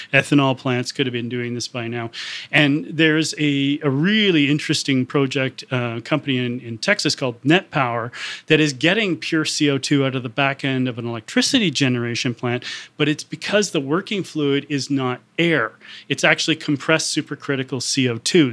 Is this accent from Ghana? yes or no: no; Canada; I'm Canadian